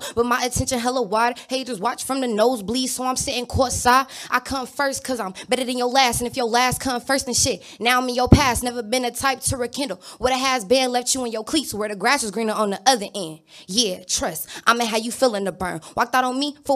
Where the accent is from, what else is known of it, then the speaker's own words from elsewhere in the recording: Inglewood, California, United States; I'm from Inglewood, California